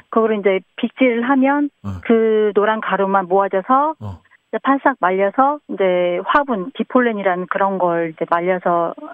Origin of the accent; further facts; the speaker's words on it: Jeonju, North Jeolla, South Korea; moved away as an adult; now in Imsil, South Korea; 원래 어, 고향은 전주고요.